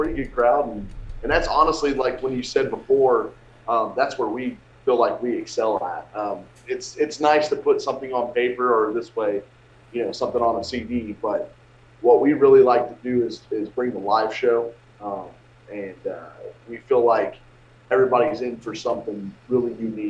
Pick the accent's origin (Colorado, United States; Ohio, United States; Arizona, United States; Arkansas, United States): Ohio, United States; Dayton; We're from like the Dayton area, which is close to Cincinnati